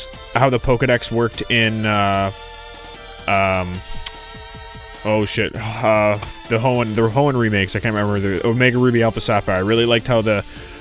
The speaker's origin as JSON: {"language": "English", "country": "Canada"}